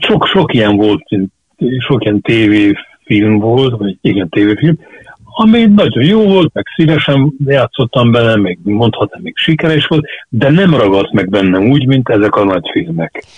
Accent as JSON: {"language": "Hungarian", "region": "Budapest", "country": "Hungary", "tie": "born or raised there", "also_born_or_lived": "Csillebérc, Budapest", "said": "zuglóban nőttem fel, de hát az is város"}